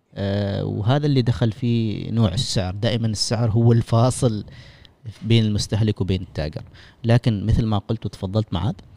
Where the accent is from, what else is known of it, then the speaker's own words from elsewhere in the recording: Oman; انا كعماني